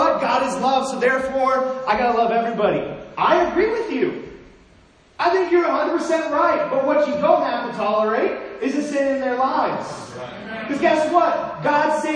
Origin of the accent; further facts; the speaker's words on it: Los Angeles, California, United States; as a kid, I grew up in Los Angeles